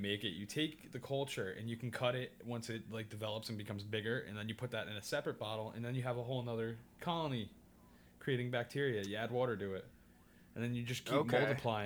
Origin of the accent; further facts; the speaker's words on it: New York City, New York, United States; I'm a New Yorker